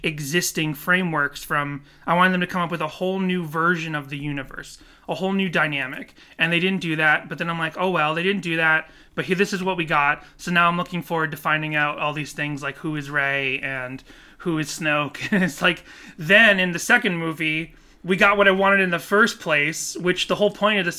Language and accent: English; South Korea; I forgot that I'm from Korea, and when we're born, we're automatically one, and then we become two on our first birthday.